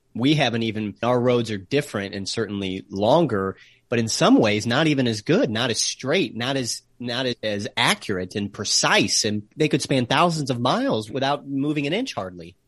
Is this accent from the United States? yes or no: yes; United States; accent: American; also born or lived in Cardiff, Wales; my American accent